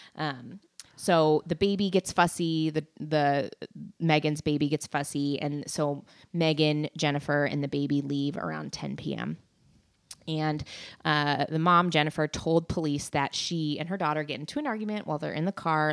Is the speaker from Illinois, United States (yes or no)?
no; McMinnville, Oregon, United States; where I grew up in McMinnville, Oregon